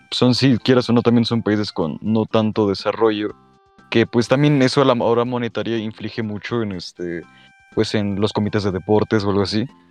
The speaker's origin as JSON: {"language": "Spanish", "country": "Mexico", "said": "como mexicanos"}